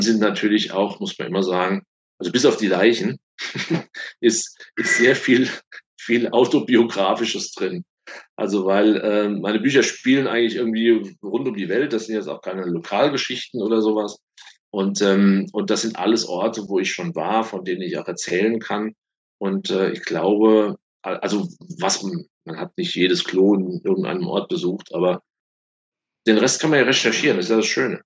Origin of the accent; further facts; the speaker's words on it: Oppenheim, Rhineland-Palatinate, Germany; Ich komme aus Oppenheim, aus dem schönen Rheinhessen